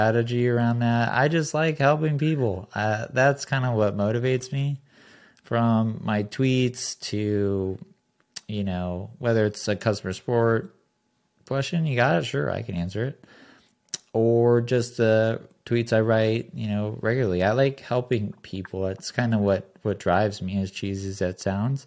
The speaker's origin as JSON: {"language": "English", "region": "Southern California", "country": "United States", "tie": "born or raised there", "said": "I grew up in Southern California"}